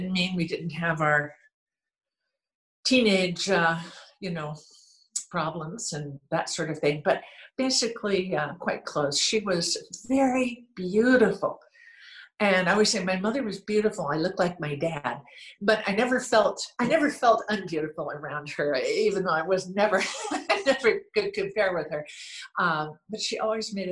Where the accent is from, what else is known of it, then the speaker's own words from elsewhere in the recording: Renton, Washington, United States; also born or lived in Seattle; Born and raised in Renton, Washington